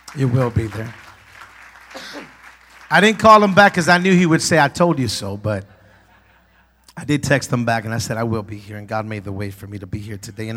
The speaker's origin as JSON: {"language": "English", "town": "Compton", "region": "California", "country": "United States", "tie": "born or raised there", "moved": "yes", "said": "I was born and raised in Compton."}